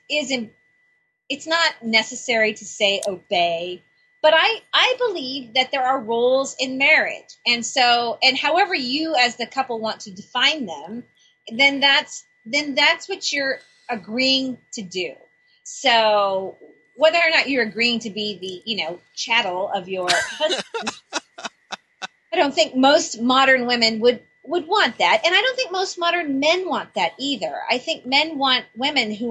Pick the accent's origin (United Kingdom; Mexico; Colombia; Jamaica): United Kingdom; since I'm British